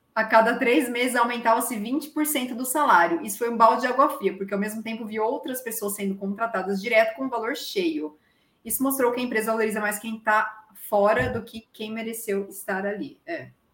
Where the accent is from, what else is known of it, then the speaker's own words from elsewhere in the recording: interior of São Paulo, Brazil; accent: interior; now in São Carlos, Brazil; eu era do interior, zoavam meu sotaque